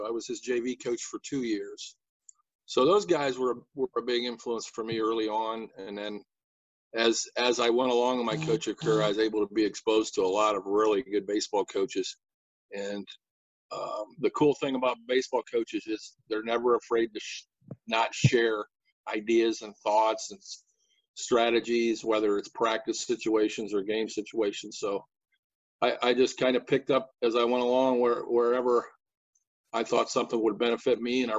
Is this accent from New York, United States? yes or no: no; Jeromesville, Ohio, United States; I grew up in a little town called Jeromesville.